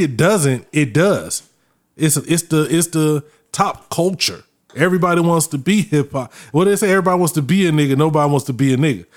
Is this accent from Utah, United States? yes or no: no; Winter Park, Florida, United States; I grew up in Winter Park